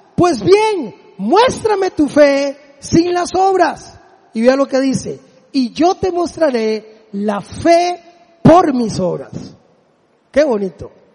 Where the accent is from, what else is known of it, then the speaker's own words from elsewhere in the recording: Desamparados, San José, Costa Rica; mi pueblo ahí en Desamparados